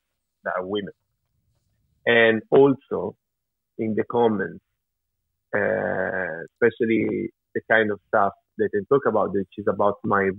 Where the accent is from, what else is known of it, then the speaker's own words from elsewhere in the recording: Italy; my father is from Switzerland, even though I grew up in Italy and my mother is from Italy